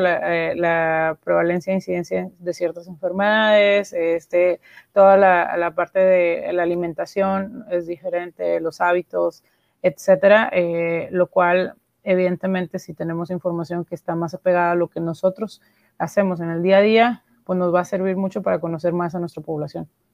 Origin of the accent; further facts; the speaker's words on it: Monterrey, Nuevo León, Mexico; soy de Monterrey, México